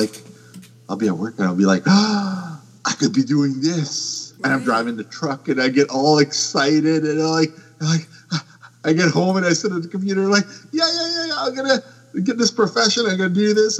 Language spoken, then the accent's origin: English; Canada; I'm Canadian.